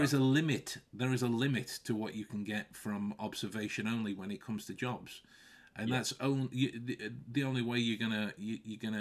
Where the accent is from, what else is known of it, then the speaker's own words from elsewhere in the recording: Stoke-on-Trent, West Midlands, United Kingdom; we have Duck in Stoke.